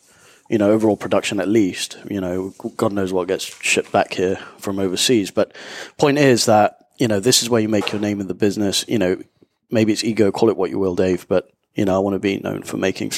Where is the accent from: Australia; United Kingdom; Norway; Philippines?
United Kingdom; London; moved away as an adult; also born or lived in Nicaragua; now in Panama City, Panama; From London. Born there and left there probably about 10 years ago now